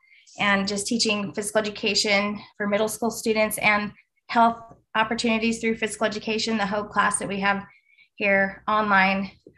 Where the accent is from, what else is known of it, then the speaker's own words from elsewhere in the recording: Tampa, Florida, United States; I have some experience with the Florida Virtual School here in Florida. I'm from Tampa.